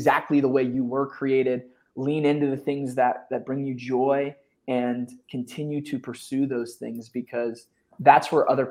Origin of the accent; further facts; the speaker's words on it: Philadelphia, Pennsylvania, United States; now in Austin, United States; I grew up in Philly